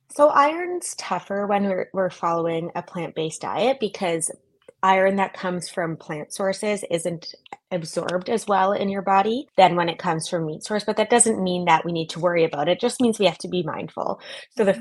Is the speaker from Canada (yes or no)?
yes; Canada; moved away as an adult; also born or lived in New York; now in San Francisco, United States; I'm originally Canadian